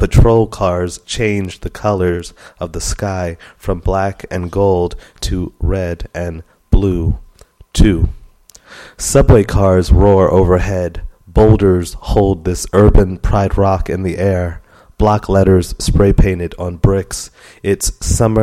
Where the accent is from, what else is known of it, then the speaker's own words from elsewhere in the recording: New York City, New York, United States; also born or lived in Brooklyn, New York; I'm from Queens, New York